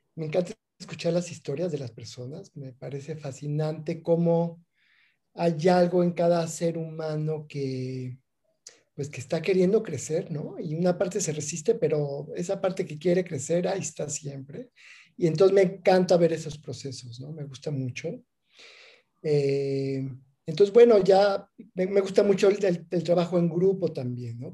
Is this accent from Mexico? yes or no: yes; Mexico City, Mexico; moved away as an adult; now in Oaxaca, Mexico; crecí en la Ciudad de México, ya llevo aquí en Oaxaca 20 años